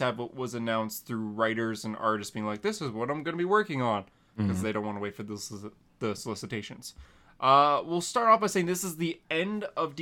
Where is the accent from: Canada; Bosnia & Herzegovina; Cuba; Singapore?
Canada; as a Canadian